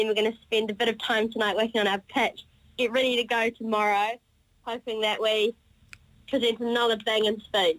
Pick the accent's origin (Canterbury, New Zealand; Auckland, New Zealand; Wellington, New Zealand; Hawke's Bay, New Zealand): Canterbury, New Zealand; Christchurch; I'm from Christchurch, and I go to Rawson College.